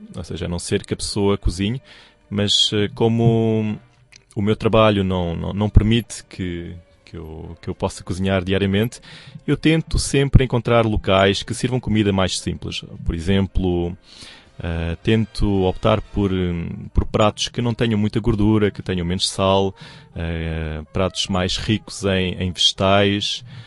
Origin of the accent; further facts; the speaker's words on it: Portugal; moved away as an adult; now in China; eu nasci em Portugal e toda a minha vida, ou seja, toda a minha infância foi passada em, no, nesse país